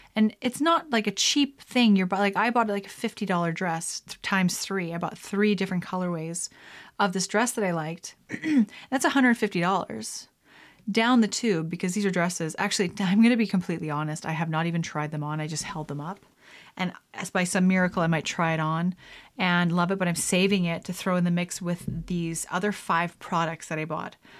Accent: Canada; being a Canadian

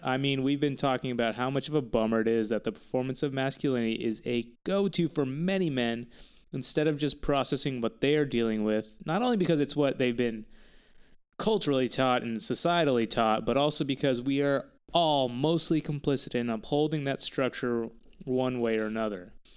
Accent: Texas, United States; I'm from Texas

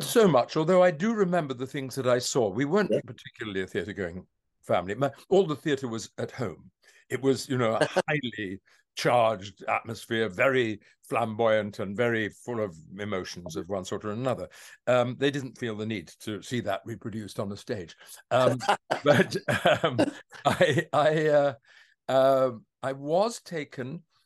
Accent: London, United Kingdom; I was born in Streatham

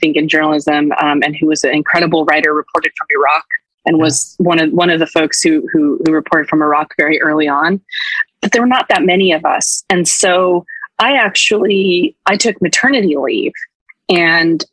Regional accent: Ridgecrest, California, United States; moved away; when I took my kids to see my hometown for the first time

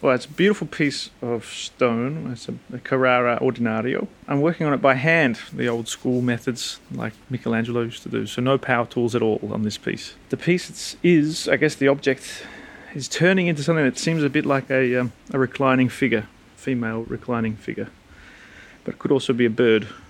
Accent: Melbourne, Victoria, Australia; now in Pietrasanta, Italy; I was born in Melbourne, Australia

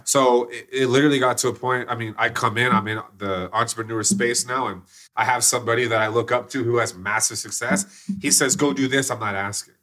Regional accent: Plano, Texas, United States; I grew up in Plano, Texas

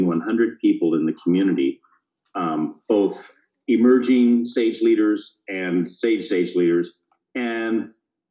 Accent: California, United States; also born or lived in Bay Area / Central Valley / Mendocino County; now in Nevada County, United States; I'm a California native, born and raised in this state, and moved to Nevada County in 1991 after growing up in the Bay Area and Southern California

